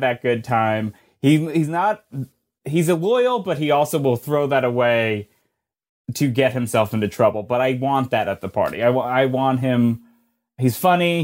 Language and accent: English; New Jersey, United States; I am from New Jersey